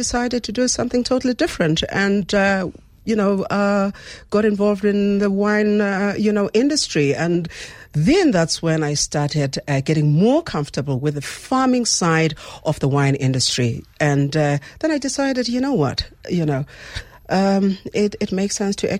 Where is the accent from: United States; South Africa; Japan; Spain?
South Africa; I'd like to see myself as a South African